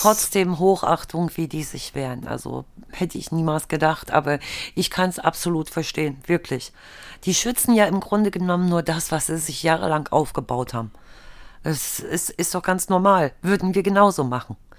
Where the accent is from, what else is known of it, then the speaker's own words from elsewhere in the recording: Germany; bei uns früher in der DDR gewesen, wo ich herkomme.